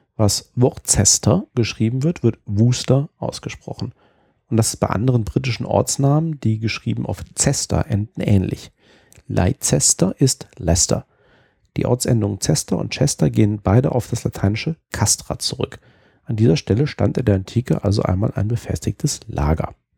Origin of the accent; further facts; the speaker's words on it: Germany; now in United Kingdom; Als Deutscher